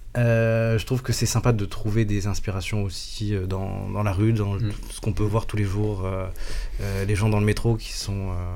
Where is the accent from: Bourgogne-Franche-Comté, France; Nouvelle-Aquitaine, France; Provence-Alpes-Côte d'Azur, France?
Provence-Alpes-Côte d'Azur, France; Marseille; now in Paris, France; j'ai grandi à Marseille